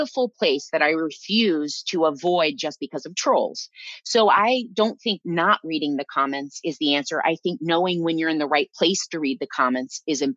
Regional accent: Iowa, United States; moved away; I was raised in Iowa

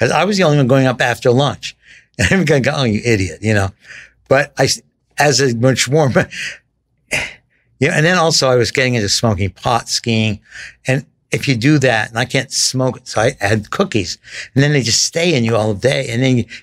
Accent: San Francisco, California, United States; I grew up in San Francisco

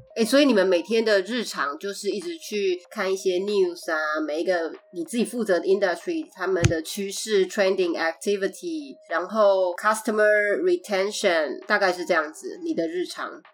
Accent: Taiwan; also born or lived in United States; now in Los Angeles, United States; 我们是在台湾出生，然后我们又在美国学习，住了一阵子，后来又搬回台湾，那现在我们各分两地 他在台湾，我在洛杉矶

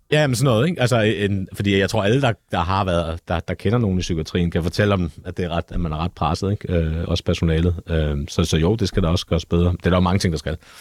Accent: Copenhagen, Capital Region of Denmark, Denmark; jeg kommer også fra Nørrebro

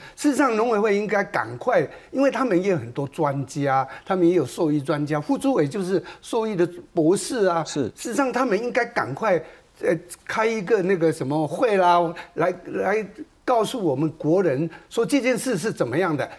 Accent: Taiwan; 我们台湾人吃牛肉差不多是五公斤

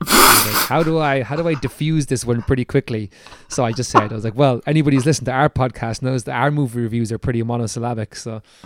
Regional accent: Ireland; accent: Irish; It's my Irish accent

